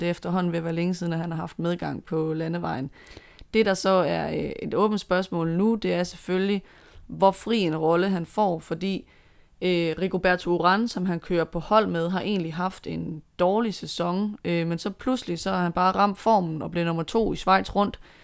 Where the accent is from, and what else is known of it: Denmark